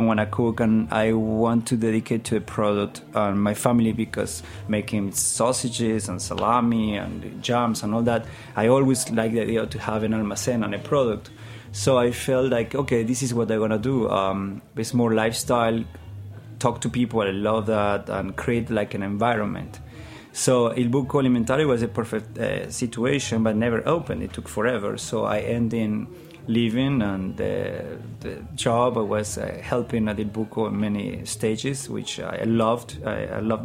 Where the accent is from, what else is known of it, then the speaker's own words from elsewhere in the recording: Jáchal, San Juan, Argentina; English is a second language; moved away as an adult; also born or lived in Mendoza, Argentina; now in New York, United States; I come from Hachal, San Juan, Argentina.